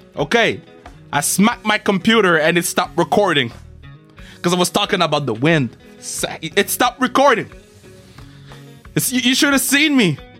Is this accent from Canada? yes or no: yes; Canada; I'm from Canada